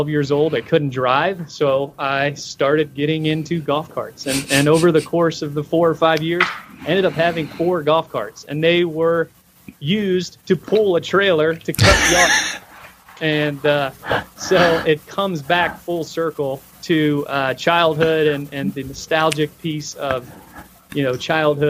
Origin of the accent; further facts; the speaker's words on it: Florida, United States; grew up in Florida